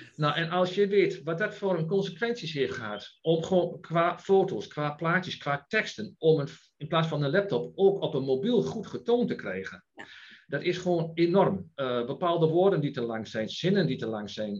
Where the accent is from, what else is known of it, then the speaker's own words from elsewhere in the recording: Enschede, Overijssel, Netherlands; geboren en getogen in Enschede